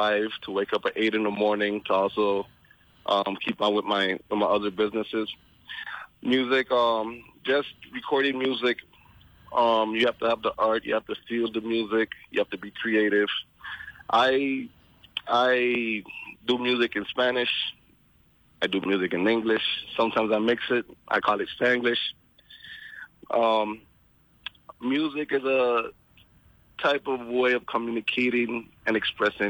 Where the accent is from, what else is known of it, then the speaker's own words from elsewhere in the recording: St. Croix, U.S. Virgin Islands; moved away; also born or lived in Dominican Republic; I grew up in St. Croix.